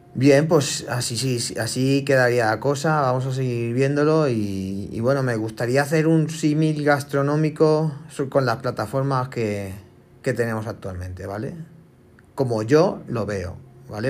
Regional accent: Spain; somos españoles

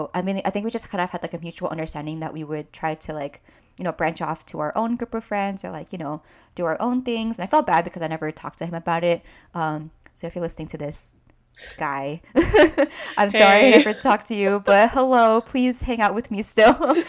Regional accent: California, United States; especially because I was from NorCal, or am from NorCal.

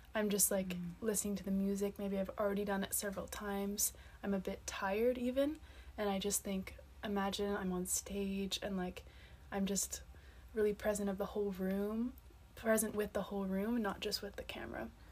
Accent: Nova Scotia, Canada; moved away as an adult; also born or lived in Montreal, Quebec; now in Seville, Spain; I'm from Nova Scotia, from Canada

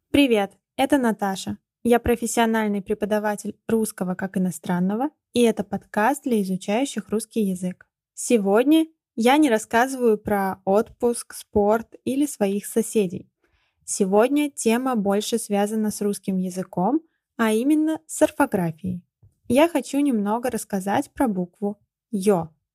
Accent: Ulyanovsk, Ulyanovsk Oblast, Russia; Я родилась в Ульяновске, который раньше назывался Симбирском

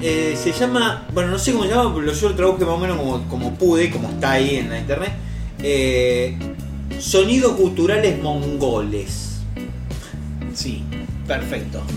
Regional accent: Argentina; no soy argentino

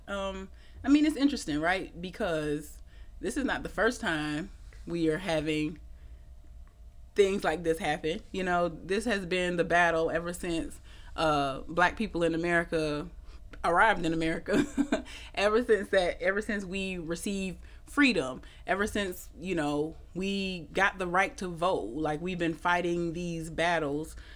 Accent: Atlanta, Georgia, United States; moved away as an adult; now in New Orleans, United States; I'm actually from Atlanta. I came here in 2011

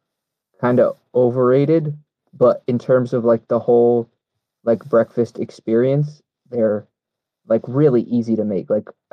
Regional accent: New England, United States; also born or lived in Boston; But I was also born in Boston, so, like, there's way in, like, I grew up in New England in, like, the early 2000s

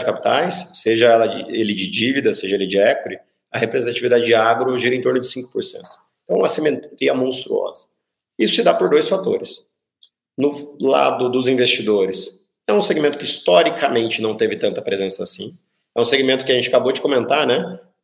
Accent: Brazil; como brasileiros

